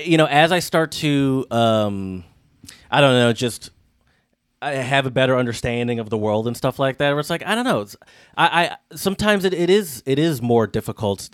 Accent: Michigan, United States; I'm from Michigan

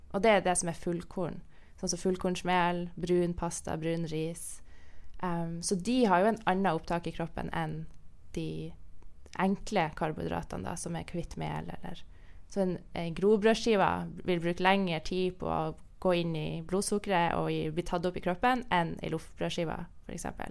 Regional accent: Northern Norway, Norway; Nord-Norge, der jeg er fra, så spiser vi jo torsk.

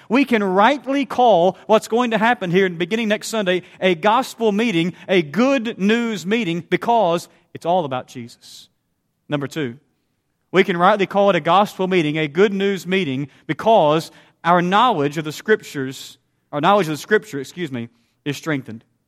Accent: Southeast Missouri, United States; the congregation where I grew up in Southeast Missouri

